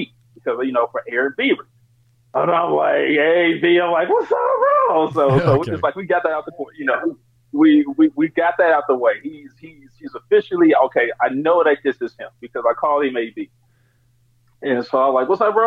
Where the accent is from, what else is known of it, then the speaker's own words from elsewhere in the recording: Oakland, California, United States; I'm from Oakland.